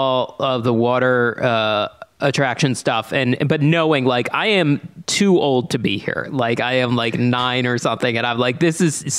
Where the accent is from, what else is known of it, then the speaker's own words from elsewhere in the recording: Philadelphia area, Pennsylvania, United States; accent: Philly; I can just tell people I'm from Delaware County now